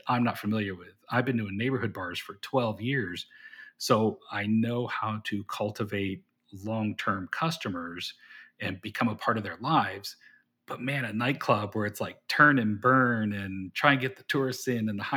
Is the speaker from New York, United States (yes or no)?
no; Austin, Texas, United States; Austin, Texas